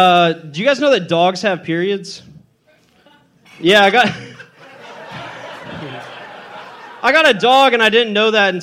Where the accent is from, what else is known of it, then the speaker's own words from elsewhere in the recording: Corpus Christi, Texas, United States; I'm from Corpus.